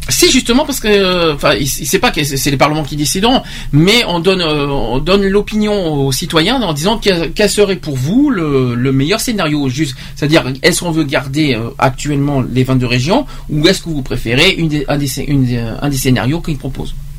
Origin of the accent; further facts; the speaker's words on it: Bordeaux, Nouvelle-Aquitaine, France; en tant que Bordelais, en tant que Bordeaux